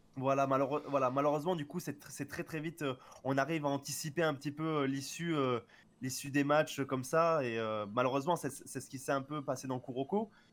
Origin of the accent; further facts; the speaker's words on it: France; en tant que français